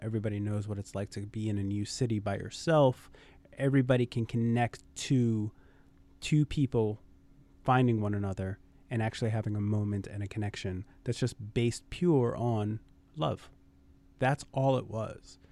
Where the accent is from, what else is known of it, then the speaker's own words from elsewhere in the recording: New York City, New York, United States; born and raised in Brooklyn